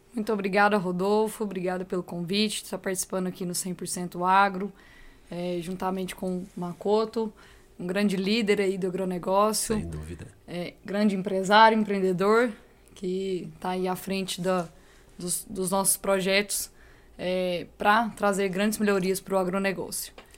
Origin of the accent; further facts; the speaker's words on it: São Gotardo, Minas Gerais, Brazil; Sou de São Gotardo